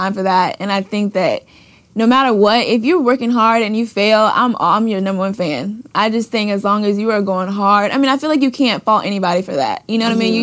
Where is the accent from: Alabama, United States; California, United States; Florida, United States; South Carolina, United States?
Florida, United States; Clearwater; moved away; also born or lived in Baton Rouge, Louisiana; I'm from Florida